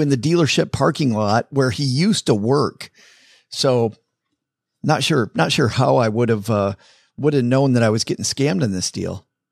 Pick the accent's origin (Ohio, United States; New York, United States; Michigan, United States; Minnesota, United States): Michigan, United States; Detroit; moved away as an adult; now in Texarkana, United States; I'm from Detroit